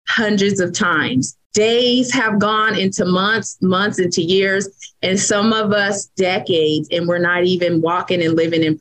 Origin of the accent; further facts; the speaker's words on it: Vallejo, California, United States; now in Fairfield, United States; I am from Vallejo, California